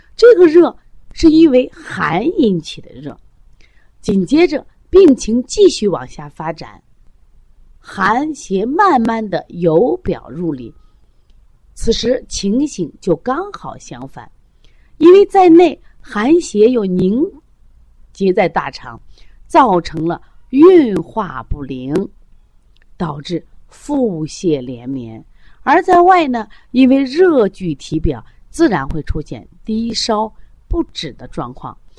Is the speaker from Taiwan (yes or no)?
no; China; 我们作为中国人